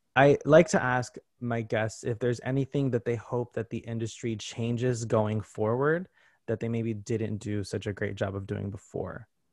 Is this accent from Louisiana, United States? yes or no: no; Connecticut, United States; moved away; I grew up in Connecticut, you know, an hour and a half away from here.